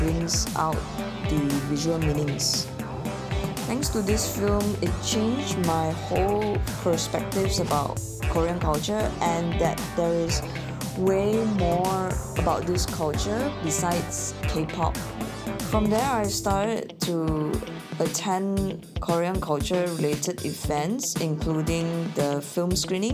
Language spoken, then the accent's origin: English; Malaysia; moved away; my home country, Malaysia